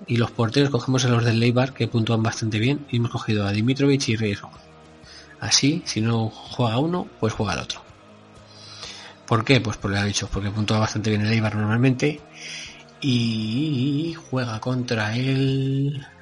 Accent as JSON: {"language": "Spanish", "region": "Aragon", "country": "Spain", "said": "yo soy maño"}